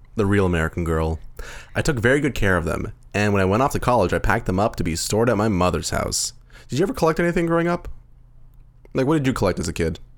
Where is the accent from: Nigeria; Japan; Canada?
Canada; we're Canadian, too